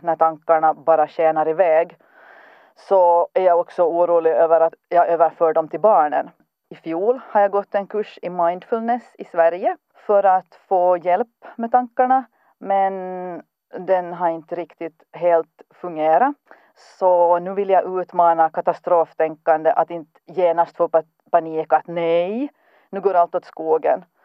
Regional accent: Kimitoön, Southwest Finland, Finland; jag kommer från Kimitoön

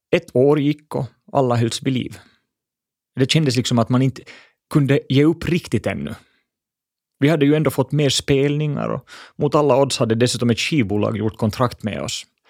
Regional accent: Espoo, Uusimaa, Finland; Jag växte upp i Bodoms vackra skogar

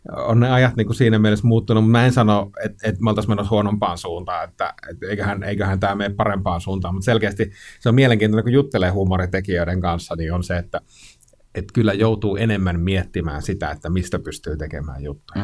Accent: Kainuu, Finland; mä itse Kainuusta kotoisin

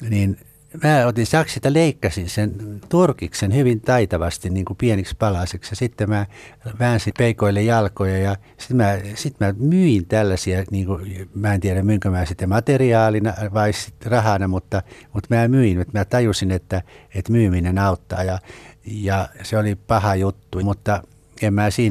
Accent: Karelia, Finland; accent: Karelian; mä puhuin Karjalan murretta

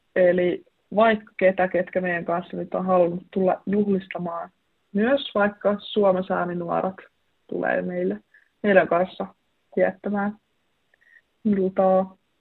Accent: Vantaa, Uusimaa, Finland; moved away as an adult; now in Oulu, Finland; Mä oon kasvanut Vantaalla, mutta mun suku on tuolta Inarista kotoisin

